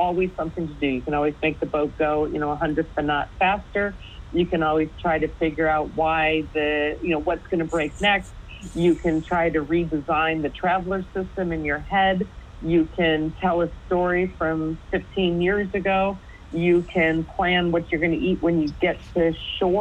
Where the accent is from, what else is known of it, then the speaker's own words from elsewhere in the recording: United States; being American